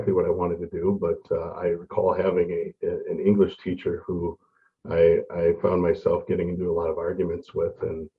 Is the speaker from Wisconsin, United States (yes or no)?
yes; Mosinee, Wisconsin, United States; moved away as an adult; also born or lived in Grand Rapids, Minnesota; now in Rochester, United States; Yeah, so I am I was born in Grand Rapids, Minnesota. And I like to say that I was exiled to Wisconsin for 17 years. So I grew up in Mosinee, Wisconsin, a small town by Wausau, actually a really good place to grow up as a Viking fan.